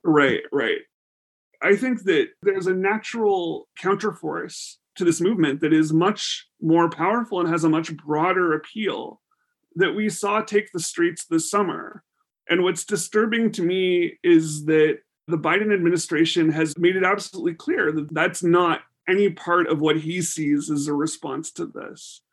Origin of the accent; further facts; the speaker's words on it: Canada; as Canadians